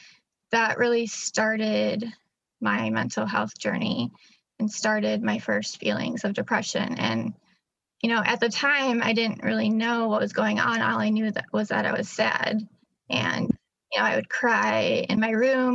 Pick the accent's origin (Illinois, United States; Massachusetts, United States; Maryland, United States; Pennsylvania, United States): Illinois, United States; Chicago; I'm from Illinois, Chicagoland